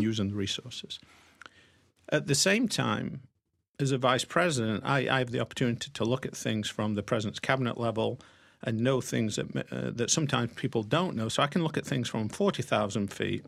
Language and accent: English; Sherwood Forest, central England, East Midlands, United Kingdom; moved away as an adult; also born or lived in Pennsylvania / Wilmington, Delaware; now in United States; grew up in central part of England in Sherwood Forest